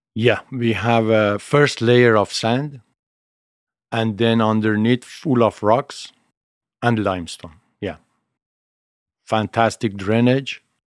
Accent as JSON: {"language": "English", "country": "Armenia", "also_born_or_lived": "Italy", "moved": "yes"}